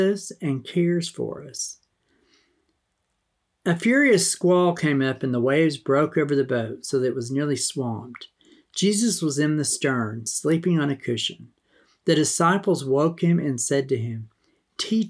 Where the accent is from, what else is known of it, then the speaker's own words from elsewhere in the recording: eastern New Mexico, Texas Panhandle, United States; growing up in the Texas Panhandle in eastern New Mexico